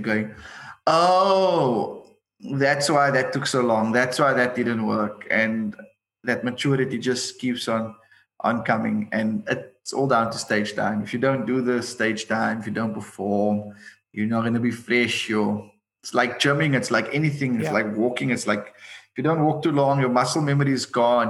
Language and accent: English; Cape Town, Western Cape, South Africa; I'm from Retreat